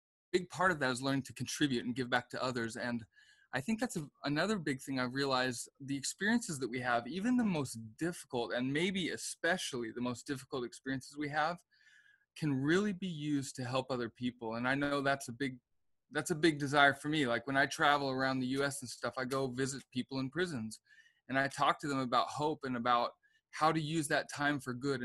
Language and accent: English; Seattle, Washington, United States; moved away as an adult; also born or lived in Provo, Utah; I was raised in Seattle, Washington